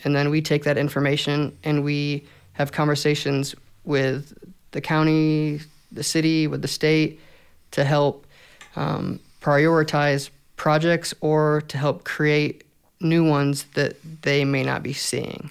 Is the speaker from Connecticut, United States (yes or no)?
no; Fort Wayne, Indiana, United States; born and raised Fort Wayne, Indiana